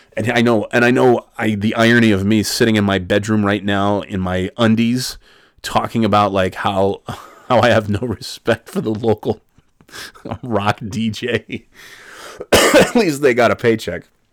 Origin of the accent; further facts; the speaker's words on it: Albany, New York, United States; growing up in Albany